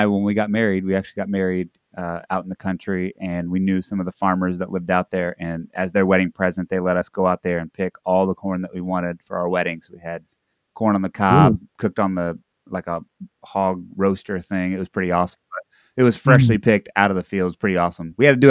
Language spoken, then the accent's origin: English; Lebanon, Indiana, United States; moved away as an adult; also born or lived in New Britain, Connecticut; now in Seattle, United States; I was born in Lebanon, Indiana. Uh-oh. I lived in New Britain, Connecticut for a while up in the East Coast.